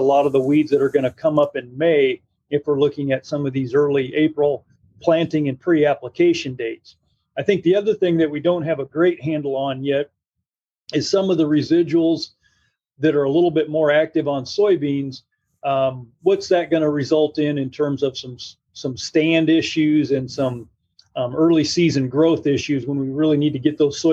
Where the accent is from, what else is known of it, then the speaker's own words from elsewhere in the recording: northwest Illinois, United States; moved away as an adult; also born or lived in Arkansas / Iowa / Missouri; now in West Lafayette, United States; I grew up in the Midwest. I'm originally from the northwest part of Illinois